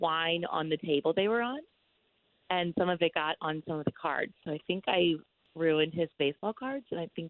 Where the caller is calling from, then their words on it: University Park, United States; I'm calling from University Park.